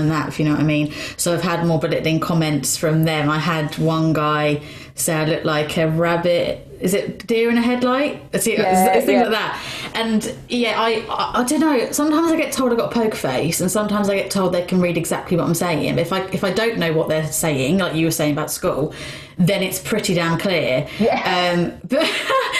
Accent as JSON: {"language": "English", "town": "Luton", "region": "East of England", "country": "United Kingdom", "also_born_or_lived": "Bedford", "moved": "yes", "said": "I'm from Luton"}